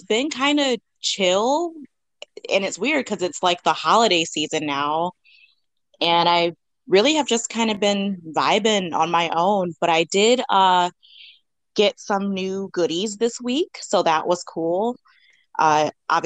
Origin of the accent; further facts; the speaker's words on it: Chicago, Illinois, United States; I am from the Chicago area